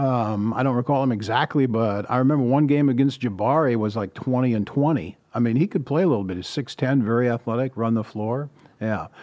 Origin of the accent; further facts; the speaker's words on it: Chippewa Falls, Wisconsin, United States; moved away as an adult; also born or lived in Rice Lake, Wisconsin; now in Sacramento, United States; I w-, was born in a little town called Rice Lake, which is in northern Wisconsin, sort of in the middle of the state. And I grew up in Chippewa Falls, Wisconsin